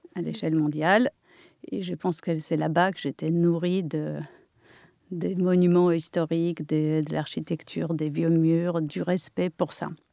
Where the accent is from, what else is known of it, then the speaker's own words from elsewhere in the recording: near Kraków, Lesser Poland, Poland; accent: Polish; French is a second language; moved away as an adult; now in France; je suis polonaise, euh, née en Pologne, euh, et je suis restée là-bas jusqu'à l'âge de 21 ans.